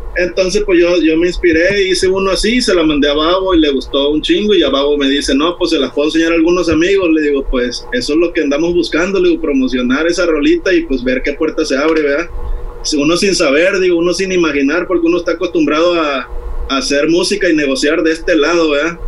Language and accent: Spanish; Veracruz, Mexico; now in Playa del Carmen, Mexico; yo originalmente soy de Veracruz, pero aquí en Playa del Carmen ya llevo 20 añitos que me trajeron mis jefes para acá